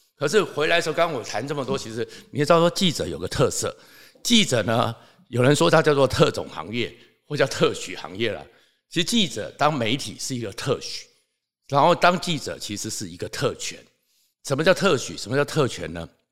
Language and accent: Chinese; Taoyuan, Taiwan; 我是桃园人，所以又跟刘邦友认识